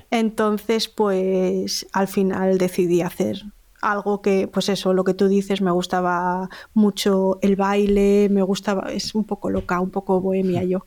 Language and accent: Spanish; Salamanca, Castile and León, Spain; moved away as an adult; also born or lived in Bilbao / Galicia; now in Alicante, Spain; Yo nací en Bilbao, mis dos hermanos también, y cuando tenía seis años nos mudamos todos a Salamanca. Cuando crecí en Salamanca